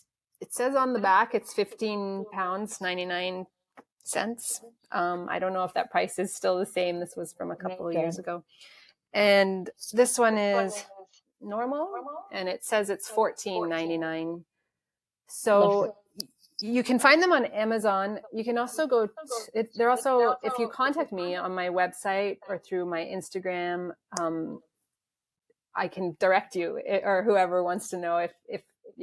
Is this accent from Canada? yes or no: no; South Africa; Well, I'm South African, so...